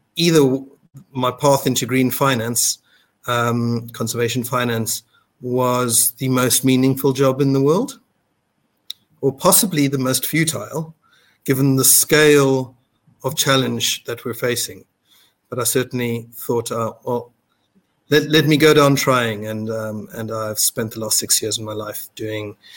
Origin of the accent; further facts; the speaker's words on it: South Africa; moved away as an adult; also born or lived in Singapore; I'm South African, based here in South Africa currently.